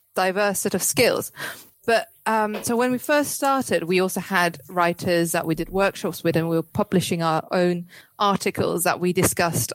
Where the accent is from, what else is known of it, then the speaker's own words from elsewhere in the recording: Cyprus; moved away; I'm in Cyprus at the moment